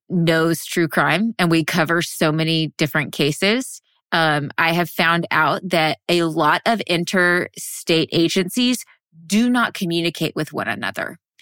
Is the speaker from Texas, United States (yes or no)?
yes; Texas, United States; I'm from Texas. I was born and raised in Texas